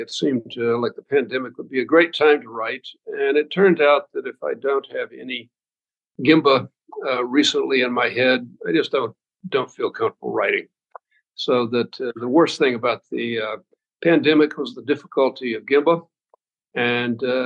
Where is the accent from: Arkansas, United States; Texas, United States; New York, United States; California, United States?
Arkansas, United States; now in Boston, United States; I'm from Arkansas